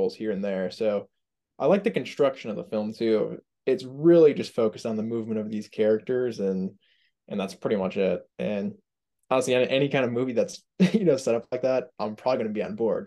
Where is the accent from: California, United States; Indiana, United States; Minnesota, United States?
Indiana, United States; I'm from Indiana